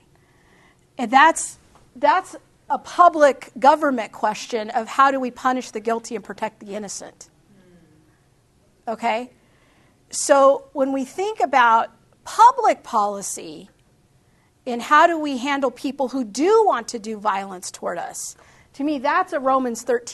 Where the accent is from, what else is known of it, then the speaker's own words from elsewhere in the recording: United States; I love my country